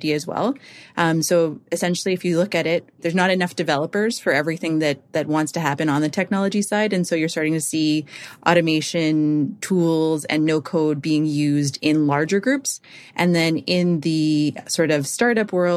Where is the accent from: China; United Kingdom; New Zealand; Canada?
Canada; Calgary, Alberta; I'm from Canada, specifically Calgary